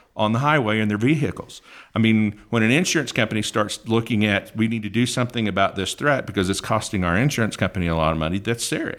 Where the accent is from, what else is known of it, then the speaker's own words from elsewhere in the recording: Northeast Oklahoma, United States; I grew up in Oklahoma, Northeast Oklahoma